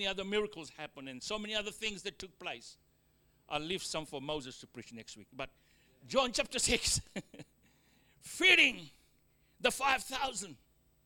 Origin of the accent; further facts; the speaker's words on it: Australia; accent: Australian; also born or lived in Fiji; my Australian accent